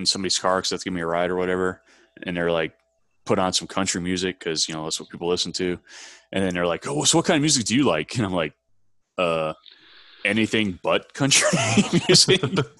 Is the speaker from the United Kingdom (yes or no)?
no; Cleveland, Ohio, United States; now in Texas, United States; I'm from, you know, Cleveland, Ohio.